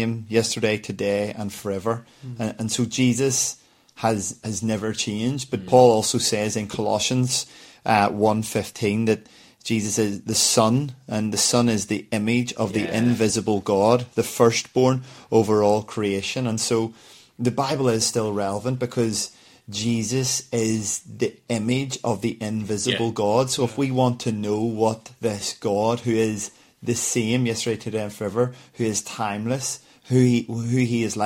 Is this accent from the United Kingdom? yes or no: yes; Belfast, Northern Ireland, United Kingdom; growing up in Belfast